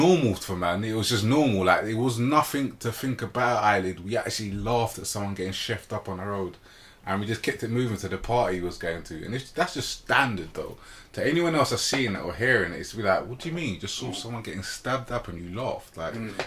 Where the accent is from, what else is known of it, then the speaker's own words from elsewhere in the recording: London, United Kingdom; where I grew up in Shepherd's Bush